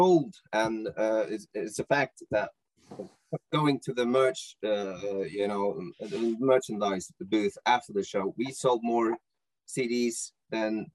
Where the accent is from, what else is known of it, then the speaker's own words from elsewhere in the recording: Norway; English is a second language; I'm from Norway, and yes, we speak good Norwegian